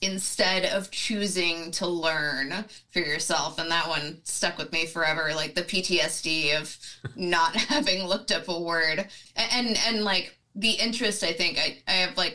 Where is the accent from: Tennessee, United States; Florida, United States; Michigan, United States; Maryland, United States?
Tennessee, United States; moved away as an adult; I'm originally from Tennessee. I spent the first 18 years of my life there.